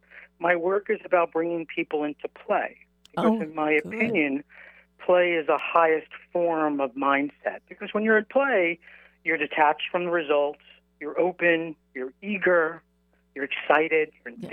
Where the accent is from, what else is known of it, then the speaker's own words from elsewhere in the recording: New York, United States; I'm from New York